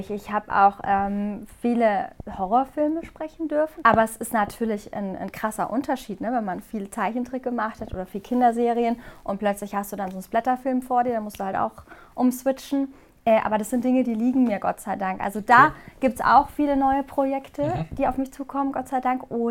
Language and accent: German; Karlsruhe, Baden-Württemberg, Germany; also born or lived in Hamburg; Also ich habe immer gesagt, dass ähm, Hamburg eigentlich so meine Heimat geworden ist, aber Karlsruhe, da wo ich herkomme, das ist mein Zuhause.